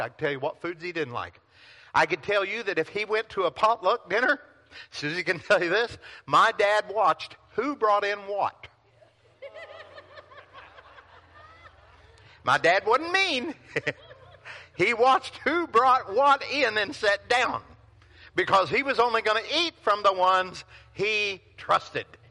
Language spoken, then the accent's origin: English; Pilot Knob, Missouri, United States; moved away; I grew up in Pilot Knob, Missouri. 532 people.